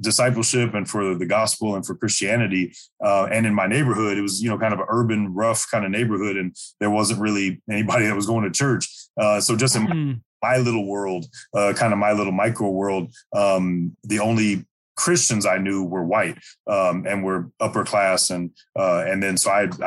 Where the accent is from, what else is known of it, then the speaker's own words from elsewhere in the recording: St. Louis, Missouri, United States; I was born and raised in St. Louis, Missouri, the lower 48, right in the middle